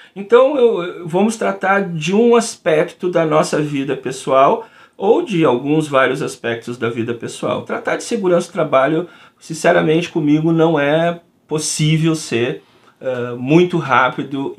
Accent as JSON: {"language": "Portuguese", "region": "Rio Grande do Sul", "country": "Brazil", "said": "eu sou aqui do Rio Grande do Sul"}